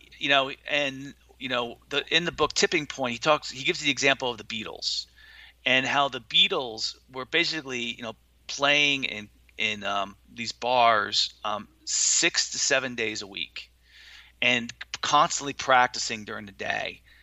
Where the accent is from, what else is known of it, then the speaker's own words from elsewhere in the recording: Watchung, New Jersey, United States; also born or lived in Linden, New Jersey; I grew up in a town called Watchung, New Jersey. And Watchung, New Jersey, we moved from Linden, New Jersey when I was 3 years old